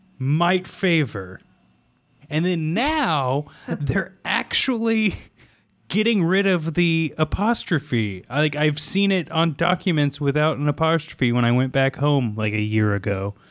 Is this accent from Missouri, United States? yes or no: yes; Lee's Summit, Missouri, United States; moved away; I was born in Lee's Summit, Missouri.